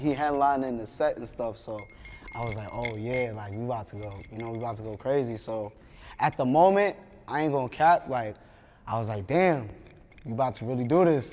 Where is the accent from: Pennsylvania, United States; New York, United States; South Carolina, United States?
New York, United States; New York City; I'm from Brooklyn